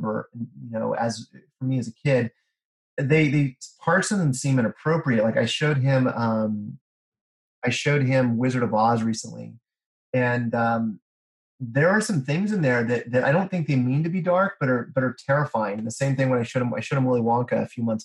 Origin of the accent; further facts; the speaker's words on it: Kansas, United States; I grew up in Kansas